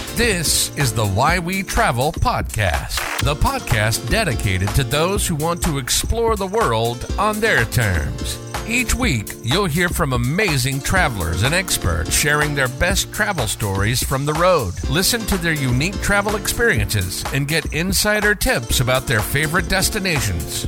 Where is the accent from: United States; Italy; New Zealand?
Italy; I was born and raised in Italy.